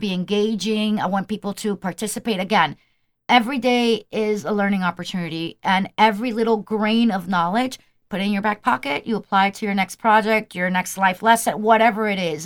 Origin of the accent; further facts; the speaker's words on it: Colombia; I'm from Colombian.